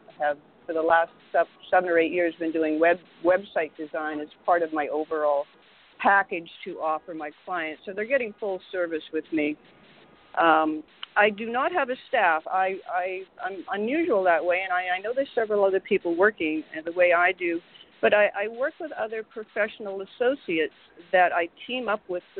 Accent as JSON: {"language": "English", "town": "Vancouver", "region": "British Columbia", "country": "Canada", "tie": "born or raised there", "also_born_or_lived": "Montreal / Toronto", "moved": "as an adult", "lives_now": "New York, United States", "said": "I'm originally from Vancouver, Canada. I went to school there. I went to university and art school."}